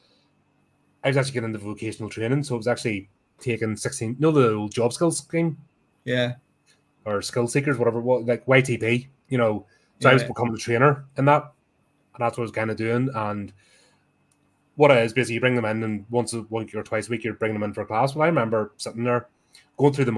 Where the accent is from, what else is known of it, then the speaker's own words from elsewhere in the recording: Belfast, Northern Ireland, United Kingdom; I'm from East Belfast, so that's my whole stomping ground.